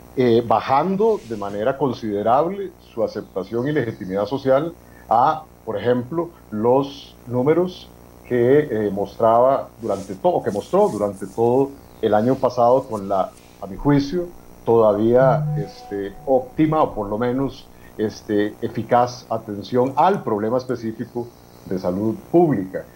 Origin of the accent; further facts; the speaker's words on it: Costa Rica; hablamos como personas costarricenses, ciudadanas de este país